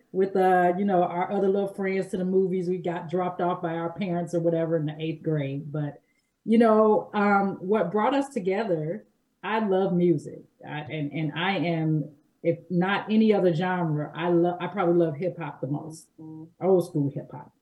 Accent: Gary, Indiana, United States; we grew up here, we're not strangers

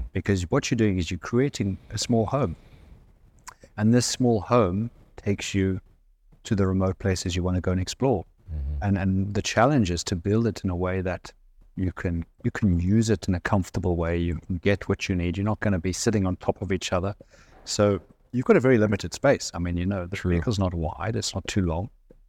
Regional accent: South Africa; I'm South African.

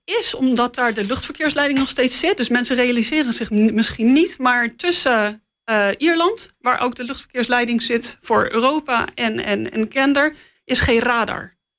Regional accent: Netherlands; als Nederlander

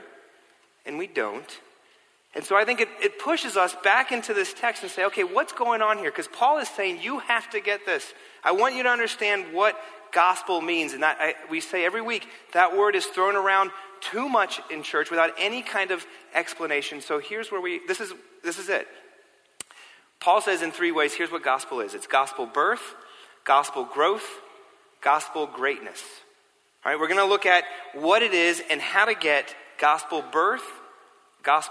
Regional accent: New York City, New York, United States; also born or lived in London; I grew up here in New York City, I grew up biking everywhere, all over New York City

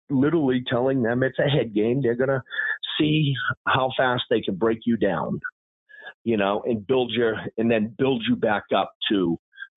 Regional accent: Massachusetts, United States; I grew up in Massachusetts

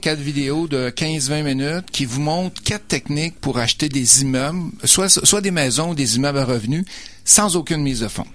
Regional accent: Beauce, Quebec, Canada; moved away as an adult; also born or lived in Lévis / Sherbrooke / Mississauga / Sainte-Julie; je suis originaire de la Beauce.

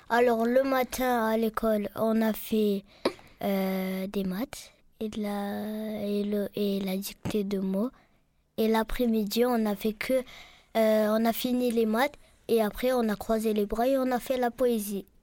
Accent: Marseille, Provence-Alpes-Côte d'Azur, France; Je viens de Marseille. Euh, je viens de, du Canet Jean Jaurès. … J'ai 10 ans. J'habite au Canet Jean Jaurès.

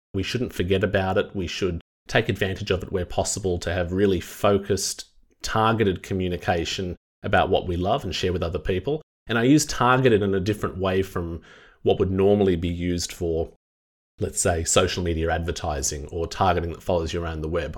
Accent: Wollongong, New South Wales, Australia; my hometown of Wollongong

